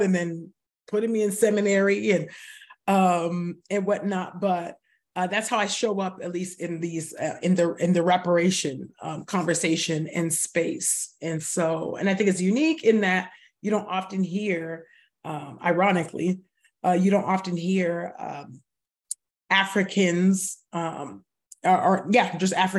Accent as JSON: {"language": "English", "region": "California", "country": "United States", "tie": "born or raised there", "said": "I am born and raised in California"}